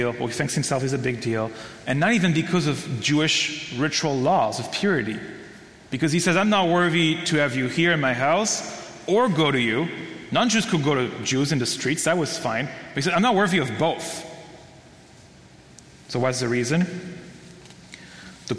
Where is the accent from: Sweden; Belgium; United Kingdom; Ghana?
Belgium; moved away; I'm from Belgium